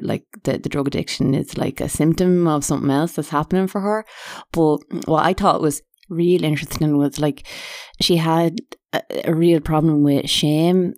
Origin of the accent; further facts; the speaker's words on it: Ireland; being Irish and apologising all the time